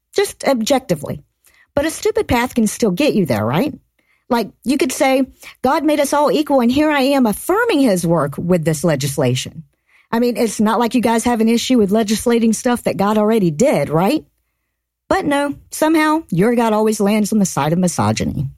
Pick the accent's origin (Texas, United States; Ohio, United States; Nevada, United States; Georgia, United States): Georgia, United States; I grew up in Georgia. I spent most of my life here.